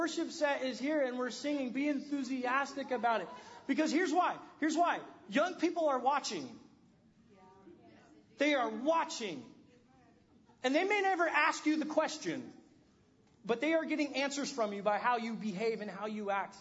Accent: California, United States; I grew up in California

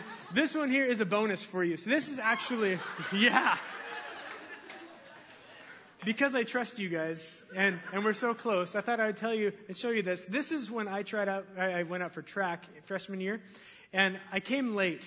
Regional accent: Linden, United States; I grew up here in Linden

